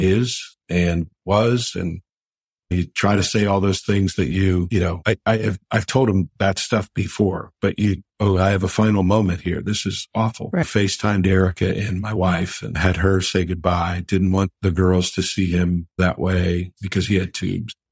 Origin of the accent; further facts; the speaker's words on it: Pittsburgh, Pennsylvania, United States; here in Pittsburgh. Absolutely love being able to do that for my hometown team.